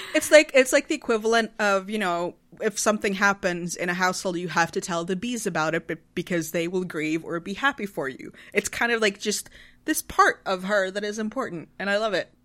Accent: Sweden; I'm from Sweden. We're a tiny nation of, of ten million people.

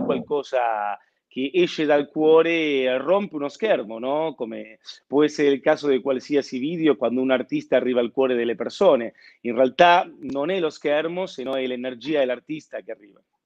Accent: Buenos Aires, Argentina; now in Milan, Italy; sono argentino, nato a Buenos Aires, eh, Milano ormai è casa mia.

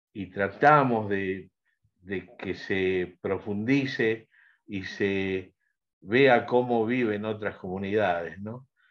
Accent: Argentina; yo soy argentino

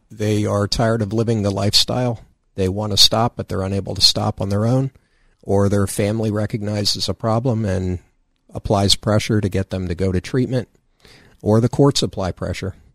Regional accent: Danville, Pennsylvania, United States; from Danville, Riverside area.

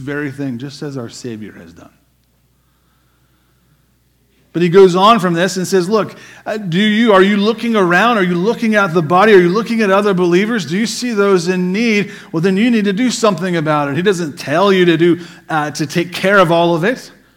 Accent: United States

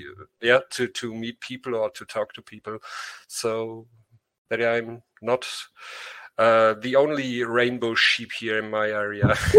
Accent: Germany; English is a second language; I'm from Germany

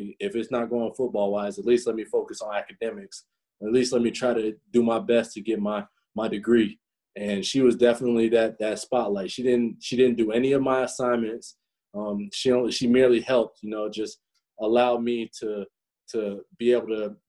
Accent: Florida, United States; moved away as an adult; also born or lived in Indiana; I'm from Florida, and, you know, Florida kid coming up to Indiana

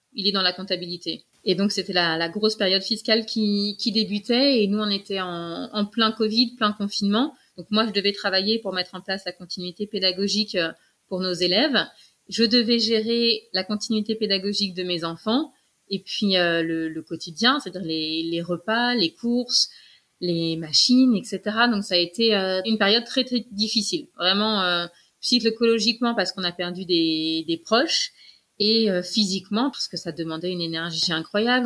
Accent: Paris, Île-de-France, France; moved away as an adult; now in Guadeloupe, France; J'ai grandi à Paris.

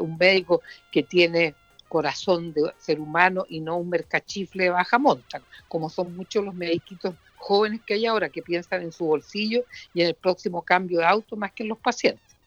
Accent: Puerto Montt, Los Lagos, Chile; de mi tierra, de Puerto Montt, de la provincia de Yanquihue

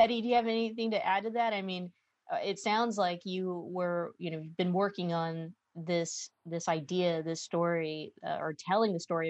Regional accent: Stockton, California, United States; I grew up in Stockton, California

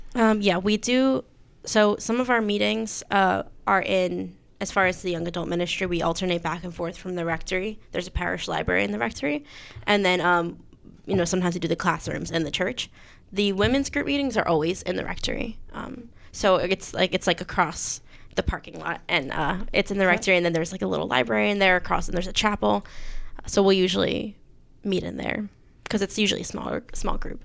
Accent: Mays Landing, New Jersey, United States; Mays Landing

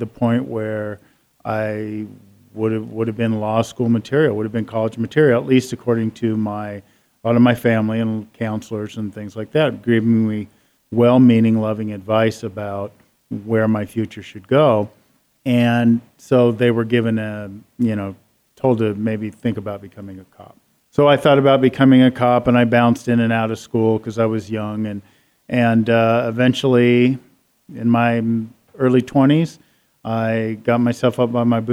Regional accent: Seattle, Washington, United States; I grew up in Seattle

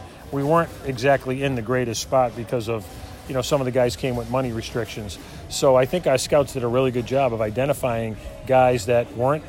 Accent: Worcester, Massachusetts, United States; moved away as an adult; I'd still be in Worcester, Mass.

